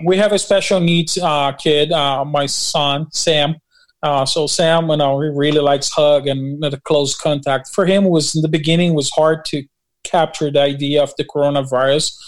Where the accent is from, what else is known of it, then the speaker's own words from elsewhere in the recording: Brazil; also born or lived in Newark, New Jersey, United States; now in New Jersey, United States; I'm from Brazil and we pastor in Newark, New Jersey